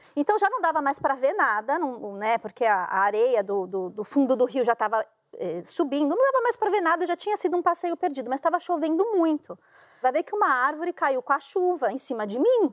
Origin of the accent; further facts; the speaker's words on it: São Paulo, Brazil; Eu sou de São Paulo